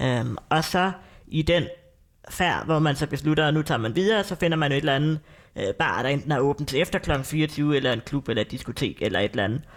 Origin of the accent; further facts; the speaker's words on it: North Zealand, Capital Region of Denmark, Denmark; Nordsjælland, hvor jeg er fra